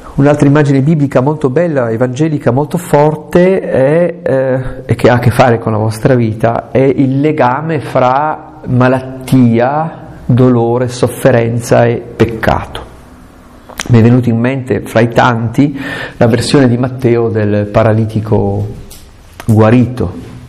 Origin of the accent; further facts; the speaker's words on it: Italy; sul Gran Paradiso, che è una montagna delle mie parti